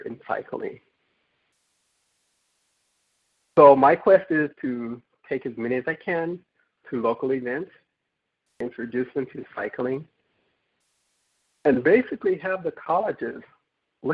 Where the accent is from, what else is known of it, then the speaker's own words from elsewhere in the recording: Southern California, United States; I'm from Southern California